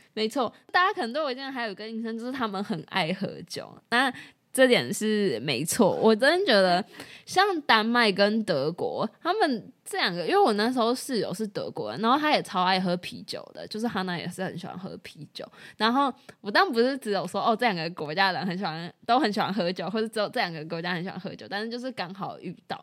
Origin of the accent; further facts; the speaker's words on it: Taiwan; 我们在台湾长大